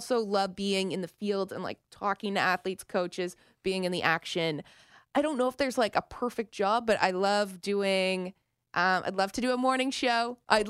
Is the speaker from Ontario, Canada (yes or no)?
yes; Toronto, Ontario, Canada; accent: Canadian; moved away as an adult; also born or lived in Regina, Saskatchewan; now in California, United States; growing up in Toronto